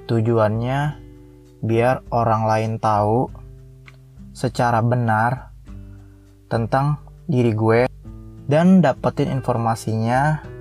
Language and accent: Indonesian; Sukaraja, South Sumatra, Indonesia; moved away as an adult; now in Depok, Indonesia; gue ini berasal dari provinsi Sumatera Selatan yang dimana letak detailnya atau tepatnya gue tinggal itu di Sukaraja, Kecamatan Pedamaran, Kabupaten Oki. Nah, gue dari lahir sampai SMA gue tinggal di situ sampai akhirnya gue merantau di Depok.